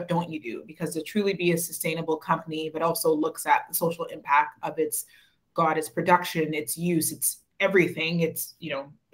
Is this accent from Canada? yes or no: yes; Winnipeg, Manitoba, Canada; moved away as an adult; also born or lived in Toronto; I grew up in Winnipeg, moved to Toronto